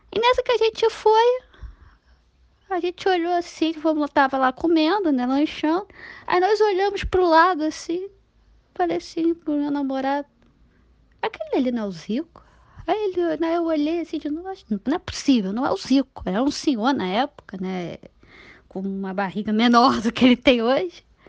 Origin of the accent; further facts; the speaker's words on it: Niterói, Rio de Janeiro, Brazil; eu tenho 32 anos, sou de Niterói